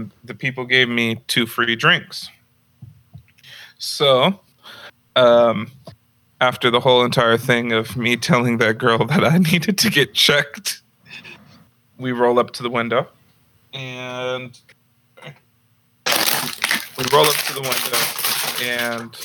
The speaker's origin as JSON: {"language": "English", "town": "Santa Rosa", "region": "California", "country": "United States", "said": "I'm from Santa Rosa."}